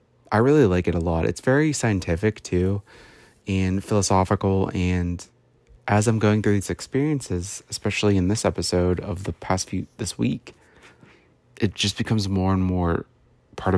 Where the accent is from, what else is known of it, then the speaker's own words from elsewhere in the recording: United States; I was born in the West, like if you look at the world, in the United States